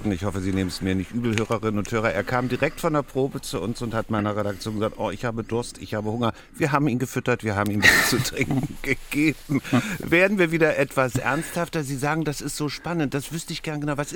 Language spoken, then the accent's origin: German; Berlin, Germany; Als Berliner wäre ich Ihnen sonst aufs Dach gestiegen.